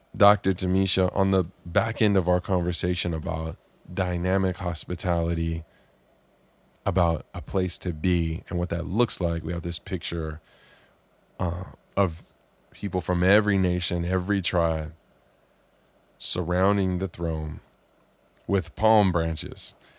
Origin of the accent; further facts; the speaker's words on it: Southern California, United States; I grew up here in Southern California